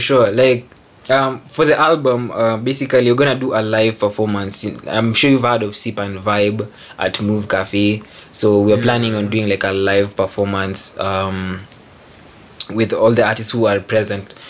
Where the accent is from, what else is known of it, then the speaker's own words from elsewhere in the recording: Kenya; I'm a Kenyan music producer. Uh, I'm based in Nairobi.